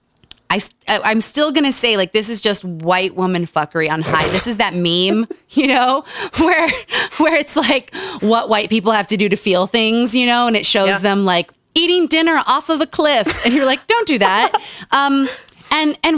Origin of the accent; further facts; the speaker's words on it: Utah, United States; Growing up in Utah.